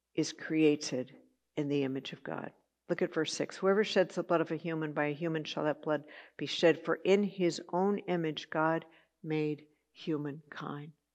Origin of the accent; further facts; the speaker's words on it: Santa Barbara, California, United States; I grew up in Santa Barbara